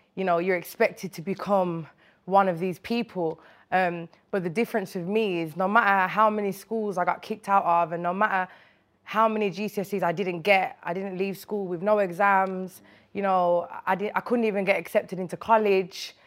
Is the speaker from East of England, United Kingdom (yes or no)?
no; Birmingham, West Midlands, United Kingdom; moved away as an adult; now in London, United Kingdom; I grew up in Winston Green in Birmingham